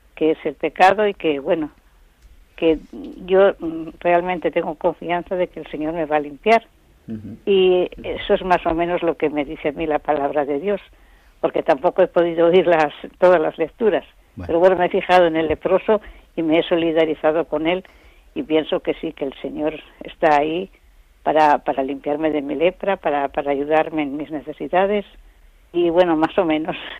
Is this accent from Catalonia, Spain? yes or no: no; Zamora, Castile and León, Spain; moved away as an adult; now in Asturias, Spain; yo soy de Zamora